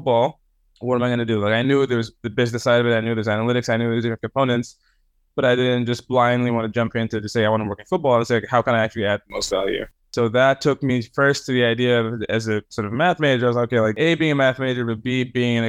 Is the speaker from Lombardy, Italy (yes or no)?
no; Rome, Lazio, Italy; moved away; I was born in Rome. I grew up in Italy to Cameroonian parents